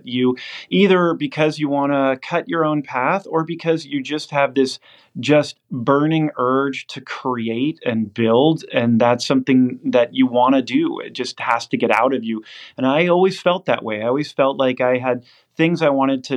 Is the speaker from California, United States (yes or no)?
yes; the Bay Area, California, United States; moved away as an adult; also born or lived in Princeton / Oxford / New York; I grew up in the Bay Area